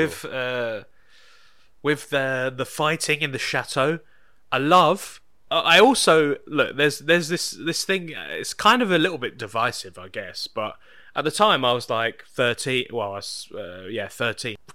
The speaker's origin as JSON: {"language": "English", "country": "United Kingdom", "said": "me being British."}